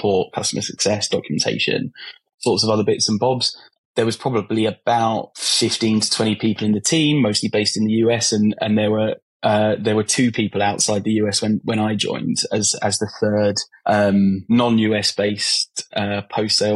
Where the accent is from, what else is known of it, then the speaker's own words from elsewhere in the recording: London, United Kingdom; now in Brighton, United Kingdom; I was born in Hammersmith in London, for those who are familiar with London. And I grew up around there and around Southeast London